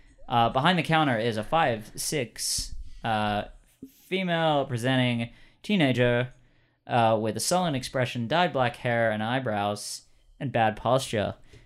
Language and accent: English; Whitehorse, Yukon, Canada; Oh, sorry, I'm from Whitehorse.